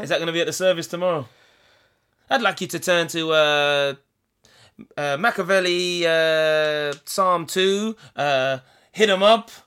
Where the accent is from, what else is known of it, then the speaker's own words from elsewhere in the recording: England, United Kingdom; as British people, as English people